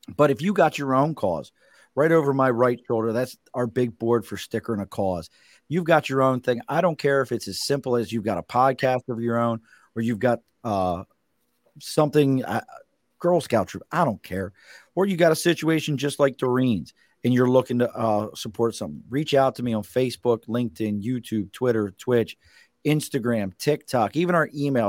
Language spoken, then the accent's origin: English; Baltimore, Maryland, United States; accent: Baltimore; now in New York City, United States; I grew up in Baltimore